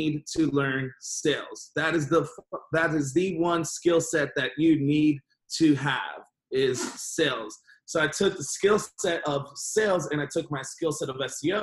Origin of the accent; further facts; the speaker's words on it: Miami, Florida, United States; originally I'm born and raised in Miami